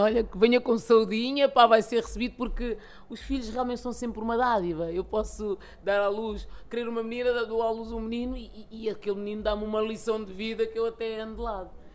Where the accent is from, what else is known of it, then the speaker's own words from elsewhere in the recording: Lisbon, Portugal; eu nasci e cresci cá em Lisboa, num bairro social